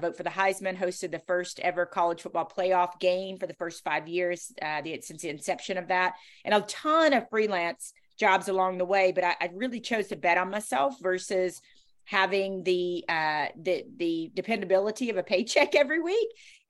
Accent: the South, United States; accent: Southern; I remember I was told that I was too Southern. My accent was too Southern, and that it was a detriment to me.

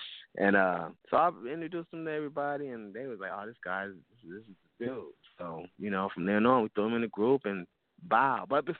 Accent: Toledo, Ohio, United States; I grew up, man. I grew up in Toledo, so, you know, before I moved, I started DJing while I was in Toledo

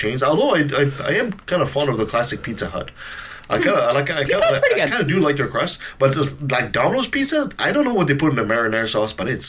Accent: Eastern Canada, Canada; now in Vancouver, Canada; from back east, from my hometown

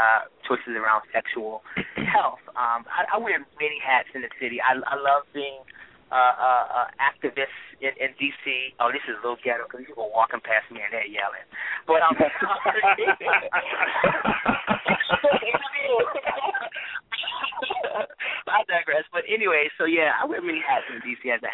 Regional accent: Washington, District of Columbia, United States; I was born in Washington, D.C., I'm proud to be a Washingtonian

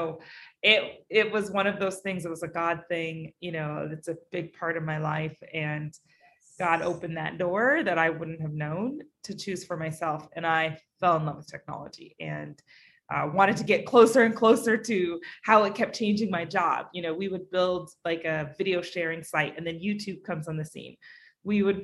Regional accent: Alaska, United States; also born or lived in Bay Area, California; now in New York, United States; I grew up in Alaska.

